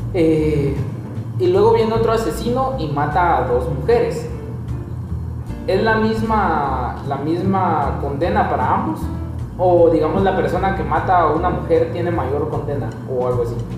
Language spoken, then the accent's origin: Spanish; Guatemala; como guatemaltecos